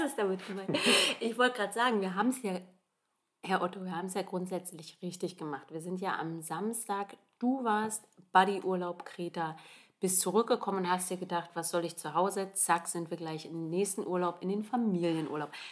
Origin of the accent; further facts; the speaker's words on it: Germany; bei uns in Deutschland